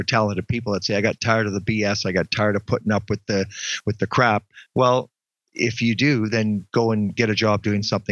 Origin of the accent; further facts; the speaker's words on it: Ontario, Canada; moved away; I'm from Ontario originally